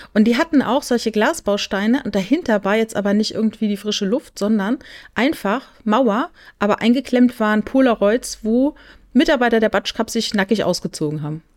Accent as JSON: {"language": "German", "area": "near Karlsruhe", "region": "Baden-Württemberg", "country": "Germany", "said": "ich komme ja aus der Nähe von Karlsruhe"}